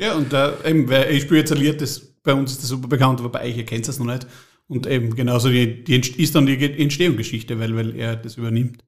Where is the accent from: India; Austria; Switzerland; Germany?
Austria; Trofaiach, Styria; bin der erste Zeitreisende aus Trofeiach. Ich möchte zurück, daher wo ich herkomme, ich möchte nämlich zurück ins Trofeiach im Jahr 2100, da komme ich her